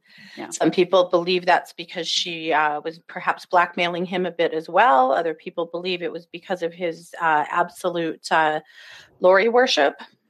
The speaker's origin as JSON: {"language": "English", "town": "Rexburg", "region": "Idaho", "country": "United States", "tie": "born or raised there", "said": "this case is taking place in my hometown, well, both of our hometown, and the town I live in and the town that Christy is not far from. Yep. And this is happening in Rexburg, Idaho."}